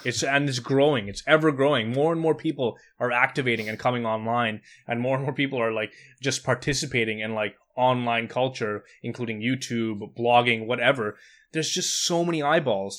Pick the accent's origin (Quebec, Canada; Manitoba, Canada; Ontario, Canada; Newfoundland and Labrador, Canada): Quebec, Canada; Montreal; I grew up in Montreal